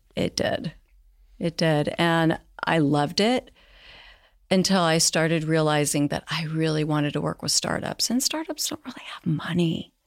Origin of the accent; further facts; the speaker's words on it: Marin County, California, United States; moved away as an adult; now in New York, United States; grew up in Marin County, but I was born in New York and then at ten moved to California